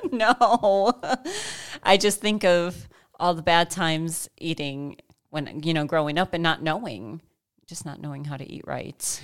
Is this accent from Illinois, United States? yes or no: yes; Chicago, Illinois, United States; also born or lived in Saint George, Utah; now in Central Kansas, United States; I'm from Chicago